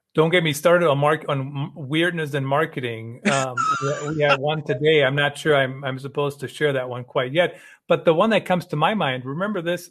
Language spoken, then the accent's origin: English; Germany; moved away; I grew up in Germany